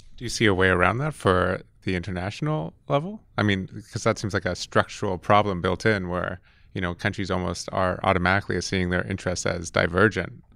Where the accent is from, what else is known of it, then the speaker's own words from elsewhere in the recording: Toronto, Ontario, Canada; moved away; I'm from Toronto originally